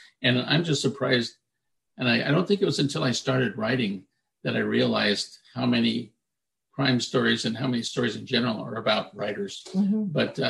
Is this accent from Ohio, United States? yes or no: no; Omaha, Nebraska, United States; now in Los Angeles, United States; I'm from the Midwest. I'm from Omaha.